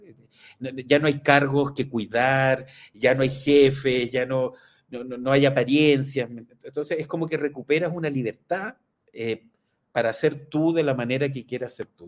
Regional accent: Chile; quiénes somos los chilenos

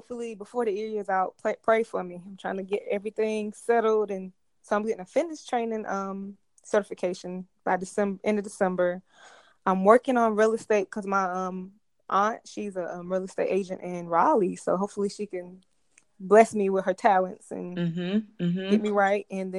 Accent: Jamaica; But I'm basically I'm Jamaican, as you know, Wangwan.

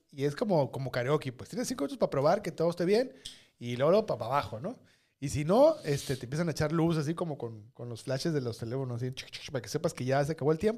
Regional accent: Sonora, Mexico

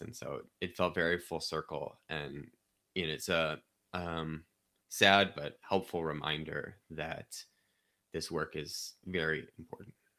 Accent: Chesterfield, Missouri, United States; I grew up in Saint Louis County in Chesterfield.

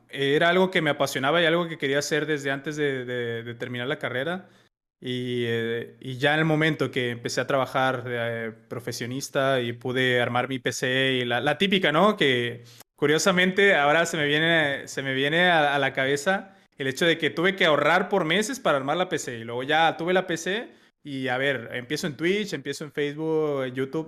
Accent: Mexico; como buen mexicano

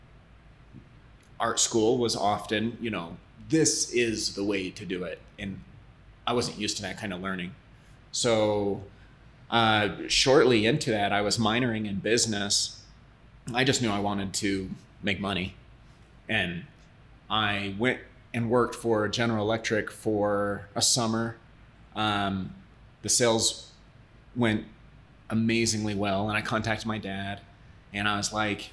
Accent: Southeast Idaho, United States; I grew up in Southeast Idaho, really a farm community

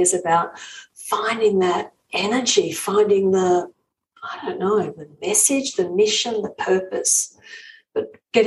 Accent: Australia; I'm an Aussie. I come from Australia

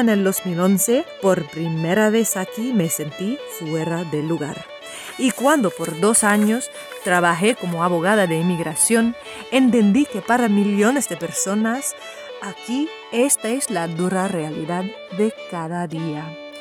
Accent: United States; Yo nací y crecí en los Estados Unidos

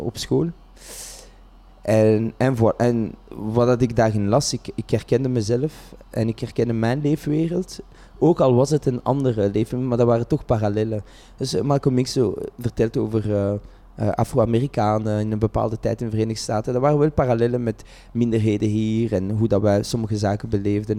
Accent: Vilvoorde, Flanders, Belgium; ik ben geboren en getogen in Vilvoorde

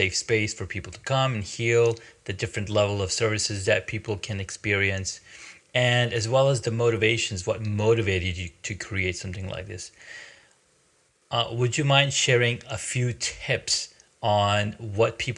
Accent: Saudi Arabia; also born or lived in Pakistan; I grew up in Saudi, in Pakistan. I was born in Pakistan. I was there for probably till age 6 or 5 or 6, and then we moved to Saudi Arabia

